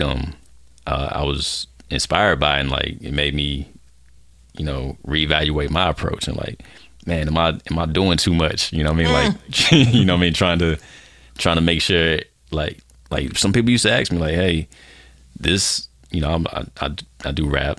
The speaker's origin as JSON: {"language": "English", "town": "Fayetteville", "region": "North Carolina", "country": "United States", "moved": "yes", "lives_now": "Dallas, United States", "said": "I'm based out of Dallas, Texas right now. I'm originally from Fayetteville, North Carolina"}